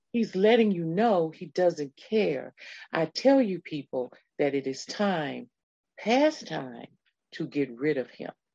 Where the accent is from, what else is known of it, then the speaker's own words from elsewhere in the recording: Texas, United States; I was born in the great state of Texas many, many years ago